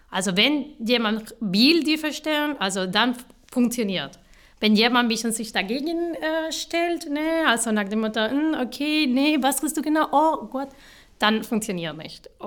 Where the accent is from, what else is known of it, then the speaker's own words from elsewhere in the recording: Málaga, Andalusia, Spain; German is a second language; now in Stuttgart, Germany; genau, ich komme aus Malara, Südspanien. Ähm, ich habe in Malara studiert